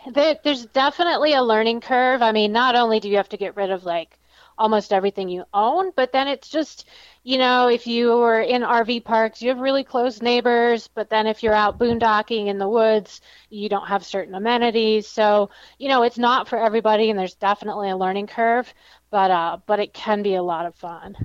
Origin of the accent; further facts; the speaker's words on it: Michigan, United States; moved away; I'm from Michigan